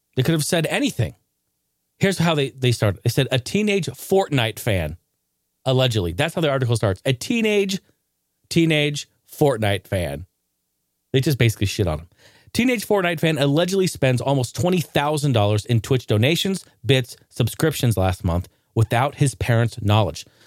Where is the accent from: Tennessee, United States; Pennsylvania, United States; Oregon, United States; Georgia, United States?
Oregon, United States; Clackamas; This drugstore where I was raised in Clackamas, Oregon, called Payless